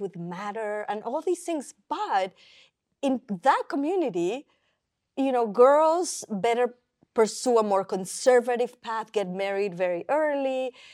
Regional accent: Mexico City, Mexico; moved away; I grew up in Mexico City

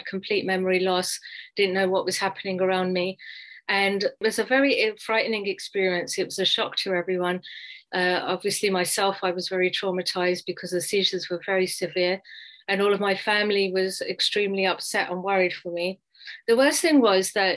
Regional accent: London, United Kingdom; moved away as an adult; now in United States; I grew up in England, alhamdulillah, in London. I went to school, college and university there

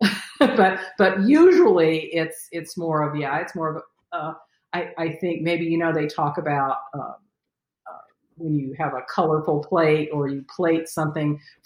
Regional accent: California, United States; I grew up in California

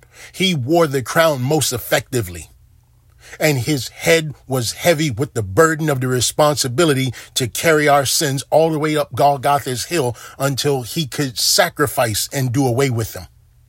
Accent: Baltimore, Maryland, United States; You know, there are times when growing up in Baltimore where I saw the murders outnumber the calendar days in a year.

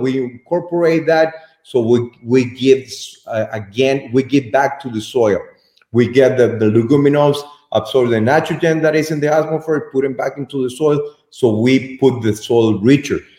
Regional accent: Estelí, Nicaragua; I'm from Esteli, my friend. I was born here in Esteli. My mother from Esteli.

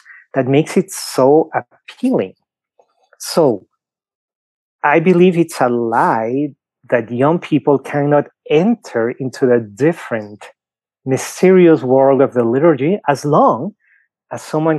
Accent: Lima, Peru; English is a second language; moved away as an adult; now in Denver, United States; you can clearly tell I have an accent, right? So I was born in Lima, Peru. I've been in the US for 15 years.

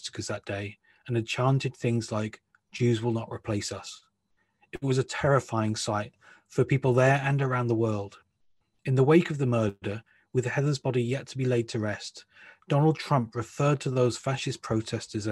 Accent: United Kingdom; also born or lived in United States; I'm a US citizen as well as being British

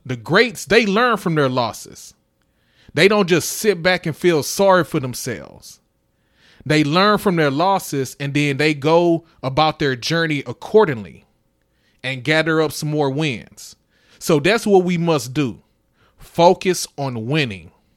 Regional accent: Houston, Texas, United States; I'm from Houston

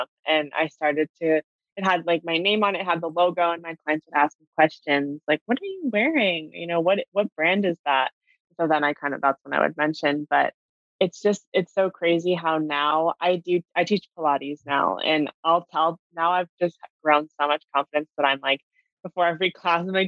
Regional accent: California, United States; I grew up in California

